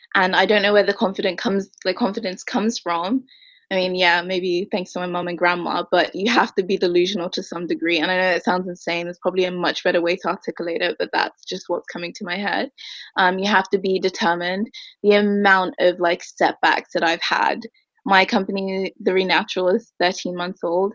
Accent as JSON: {"language": "English", "country": "Ireland", "tie": "born or raised there", "moved": "yes", "lives_now": "London, United Kingdom", "said": "I'm from London technically. I lived here until I was 10. Then we moved to Ireland"}